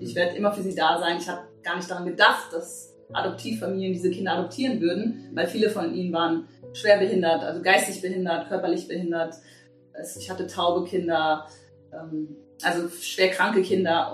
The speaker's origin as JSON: {"language": "German", "town": "Bad Kreuznach", "region": "Rhineland-Palatinate", "country": "Germany", "tie": "born or raised there", "said": "ich bin hier in Bad Kreuznach geboren"}